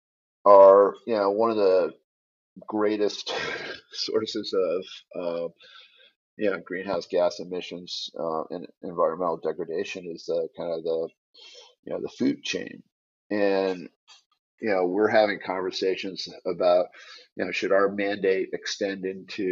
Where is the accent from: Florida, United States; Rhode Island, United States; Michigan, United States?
Michigan, United States; Detroit; I grew up in Detroit